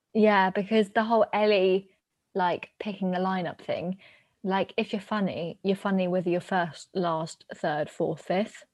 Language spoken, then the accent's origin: English; United Kingdom; we as the British taxpayers